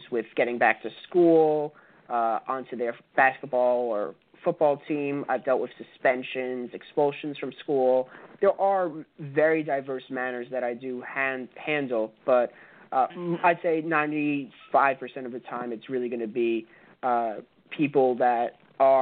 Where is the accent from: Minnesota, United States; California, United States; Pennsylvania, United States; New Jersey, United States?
New Jersey, United States; my home state, New Jersey